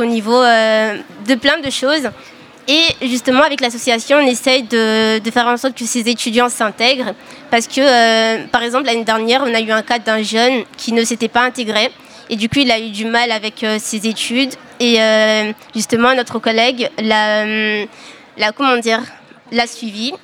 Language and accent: French; Mayotte; moved away as an adult; now in Poitiers, France; en tant que Maoré, on a ce, truc de ne pas aller vers les gens. Donc ça, c'est vraiment ancré euh, chez nous